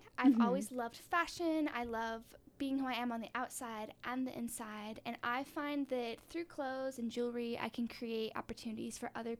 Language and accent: English; West Jordan, Utah, United States; also born or lived in Salt Lake City, Utah / Sandy, Utah; I was born and raised in West Jordan. I've lived in Utah most of my life.